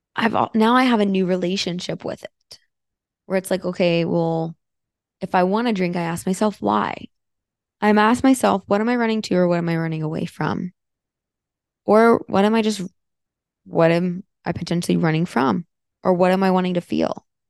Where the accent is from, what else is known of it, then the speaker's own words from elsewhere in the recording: Florida, United States; moved away as an adult; also born or lived in Fort Myers, Florida / Sarasota, Florida / Tampa, Florida; now in Austin, United States; I grew up in Florida. I lived there for, oh boy, 15, 16 years. So I consider myself a Floridian.